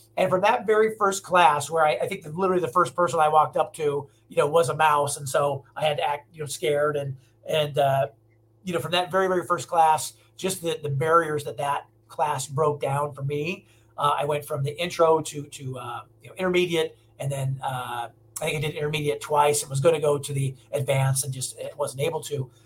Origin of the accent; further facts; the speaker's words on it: Omaha, Nebraska, United States; moved away as an adult; now in Los Angeles, United States; I'm from Nebraska originally